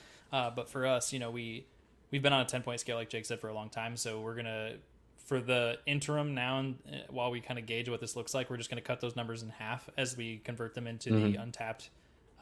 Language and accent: English; Midwest, United States; I'm from the Midwest.